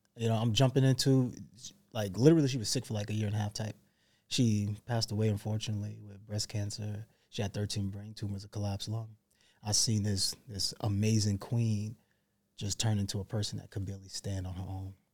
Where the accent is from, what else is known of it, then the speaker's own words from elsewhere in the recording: New York City, New York, United States; also born or lived in North Carolina; I grew up in New York City